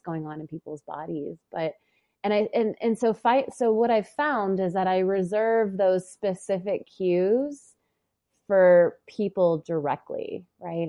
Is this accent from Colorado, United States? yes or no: yes; Boulder, Colorado, United States; the cadaver labs are in Boulder. So it's like I'm taking the the training in my hometown